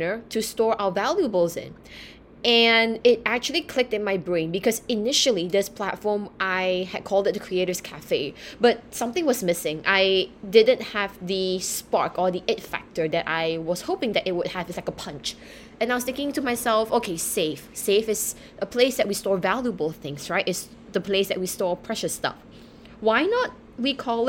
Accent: Singapore; moved away as an adult; also born or lived in United Kingdom; I was born and raised in Singapore.

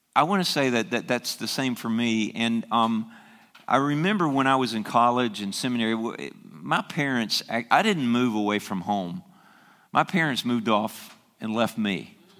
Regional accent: the South, United States; moved away; I grew up in the South

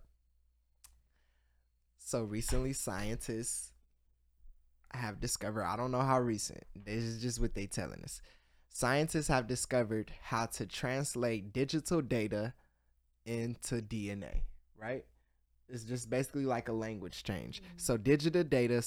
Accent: Columbus, Ohio, United States; I'm from Columbus, Ohio

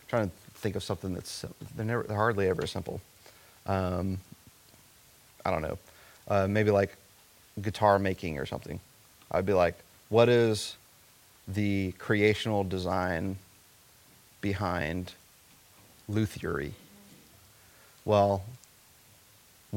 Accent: coastal South Carolina, United States; I grew up in coastal South Carolina

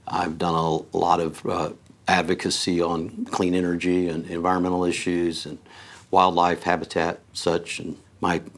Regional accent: Vincennes, Indiana, United States; I grew up in Vincennes, in a large family, I have 10 siblings, and the Wabash River was like three blocks away.

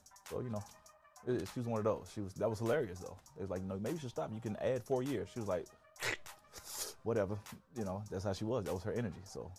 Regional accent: the South, United States; See, I'm from the South.

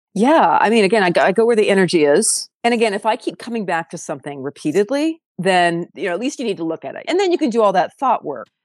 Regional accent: San Diego, California, United States; also born or lived in South Dakota / Los Angeles; I was born on a farm in South Dakota, and then my parents and I moved to LA when I was one. So, I didn't grow up on a farm. I grew up in San Diego

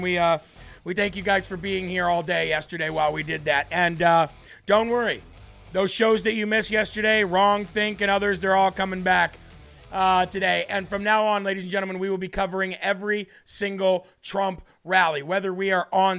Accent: New Hampshire, United States; my fellow New Hampshireite.

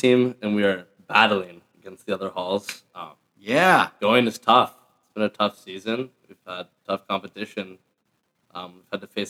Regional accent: San Luis Obispo, California, United States; moved away; I am from Central Coast, California, San Luis Obispo.

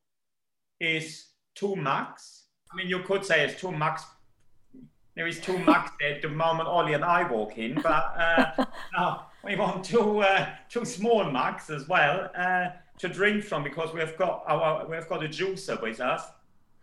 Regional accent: Hagen, North Rhine-Westphalia, Germany; English is a second language; moved away as an adult; now in United Kingdom; I grew up in Ruhr Valley, the big industrial part in the old West Germany, not too far from the Dutch border.

